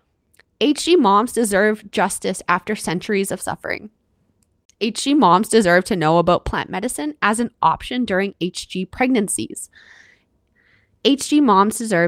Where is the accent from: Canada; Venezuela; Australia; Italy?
Canada; I'm your Canadian host